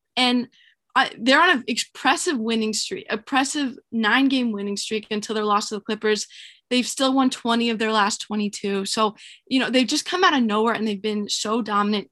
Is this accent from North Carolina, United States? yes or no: yes; North Carolina, United States; moved away as an adult; also born or lived in New York; I'm from North Carolina and I came to to New York for school